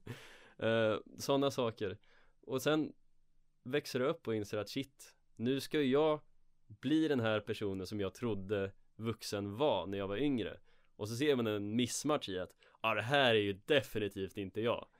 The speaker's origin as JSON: {"language": "Swedish", "town": "Örebro", "region": "Örebro County", "country": "Sweden", "tie": "born or raised there", "moved": "yes", "said": "jag var hemma i mina hemtrakter i Örebro"}